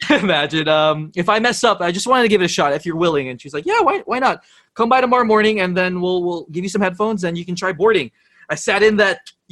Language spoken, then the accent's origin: English; Santa Clarita, California, United States; moved away as an adult; now in Philippines; I grew up in the States, in Los Angeles, in this little cookie cutter suburb town called Santa Clarita